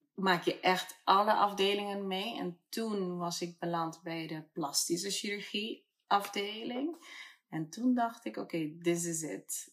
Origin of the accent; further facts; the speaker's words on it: Curaçao; now in Amsterdam, Netherlands; En ik ben op Curaçao geboren.